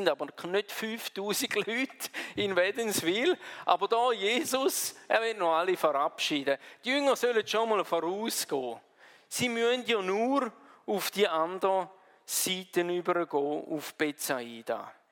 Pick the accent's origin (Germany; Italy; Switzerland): Switzerland; Wir würden sagen Hügel, wir sind ja Schweizer, oder? Bei uns ist nicht so schnell ein Berg.